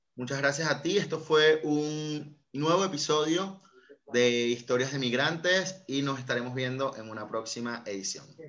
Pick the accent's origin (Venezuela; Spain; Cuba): Venezuela; Yo soy venezolano